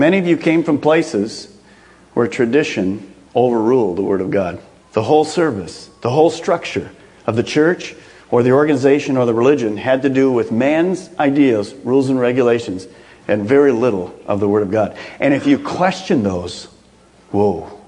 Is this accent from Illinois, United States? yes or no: no; Michigan, United States; moved away; we'd go back home to Michigan